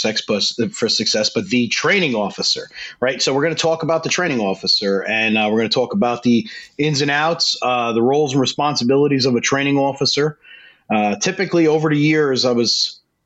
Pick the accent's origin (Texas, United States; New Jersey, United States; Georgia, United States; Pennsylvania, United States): New Jersey, United States; Growing up in Jersey